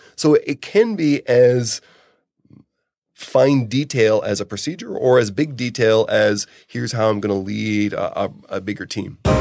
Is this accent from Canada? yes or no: yes; Canada; I'm Canadian